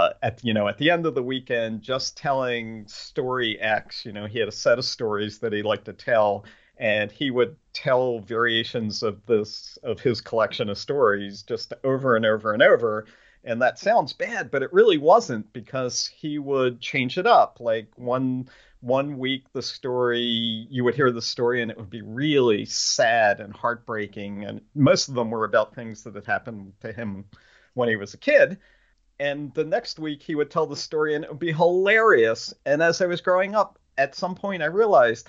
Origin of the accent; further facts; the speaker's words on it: Pennsylvania, United States; I'm from Pennsylvania, which is the central hub of groundhog territory